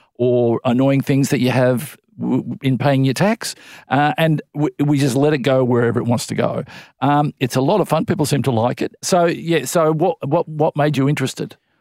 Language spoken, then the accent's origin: English; Melbourne, Victoria, Australia; I grew up in in Melbourne